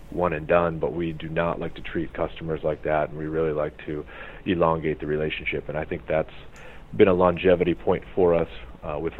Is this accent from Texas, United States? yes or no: no; New Hampshire, United States; now in Arizona, United States; I'm from New Hampshire originally